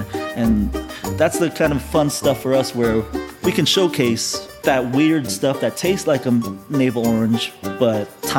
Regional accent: Riverside, California, United States; I grew up in Riverside, and I always knew of UCR and the Citrus Variety Collection.

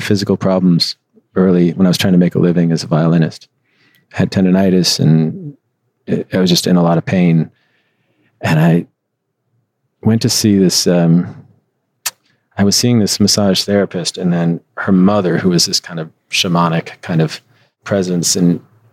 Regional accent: Midwest, United States; moved away as an adult; also born or lived in Chicago; now in Los Angeles, United States; I always lived in the Midwest

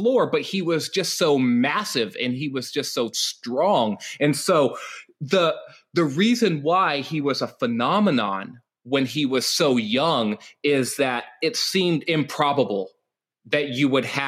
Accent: California, United States; Pete and I, we're both from California. We're not from the same part of California

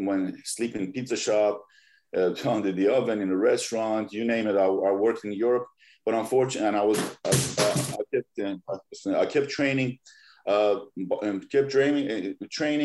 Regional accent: Iran; now in Los Angeles, United States; I'm originally from Iran. When I was growing up, and I was born in 80

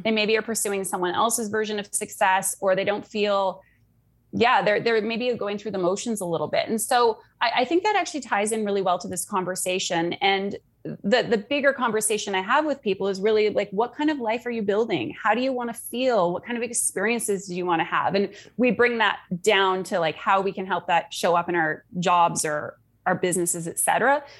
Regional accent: Canada; also born or lived in Sydney, Australia; now in Munich, Germany; I'm from Canada. I live in Munich, Germany.

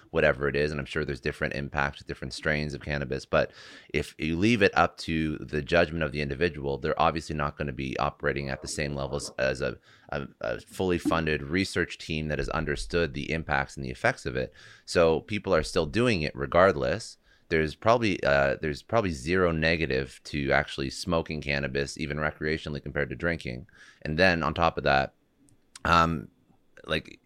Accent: Canada; I'm Canadian

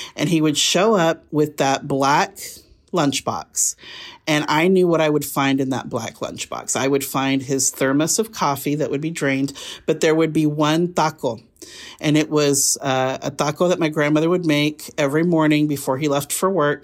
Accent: Burley, Idaho, United States; also born or lived in Boise, Idaho; I grew up in Burley, Idaho

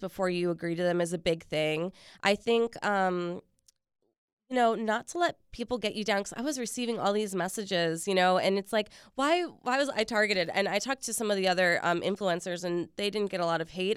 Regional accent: Richmond, Virginia, United States; now in Washington, D.C., United States; I was actually born here, but I grew up in Richmond

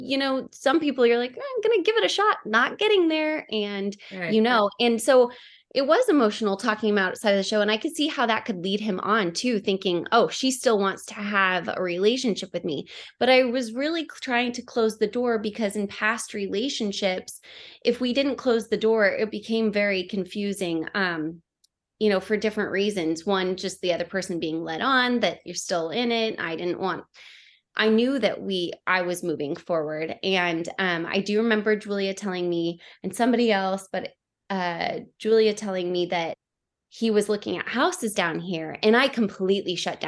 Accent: Oregon, United States; now in San Diego, United States; I'm from Oregon

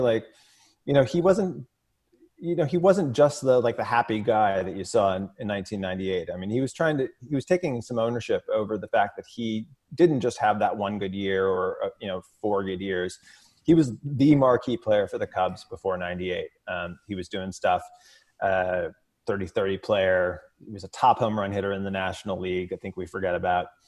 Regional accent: Edwardsville, Illinois, United States; I grew up in Edwardsville, Illinois, which is small Main Street, U S A town, uh, just outside of Saint Louis

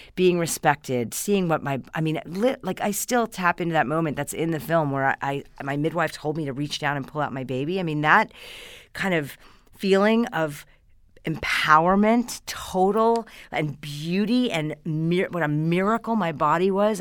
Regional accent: Hastings-on-Hudson, New York, United States; moved away as an adult; now in California, United States; I come from just outside of New York City, Westchester County. I'm from Hastings on Hudson

